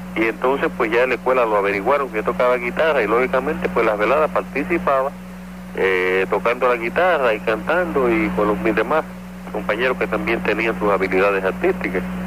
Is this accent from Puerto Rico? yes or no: yes; San Juan, Puerto Rico; also born or lived in Naguabo, Puerto Rico; y me crié en Sunoco, Villa Palmera.